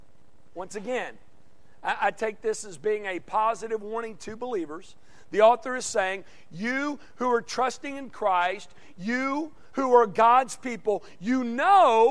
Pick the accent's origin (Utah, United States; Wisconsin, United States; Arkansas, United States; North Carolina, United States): Arkansas, United States; Conway; moved away; my hometown of Conway, Arkansas